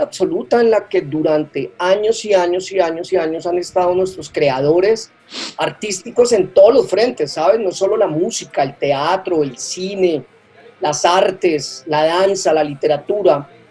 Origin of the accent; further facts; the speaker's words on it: Colombia; also born or lived in Bogotá; mi país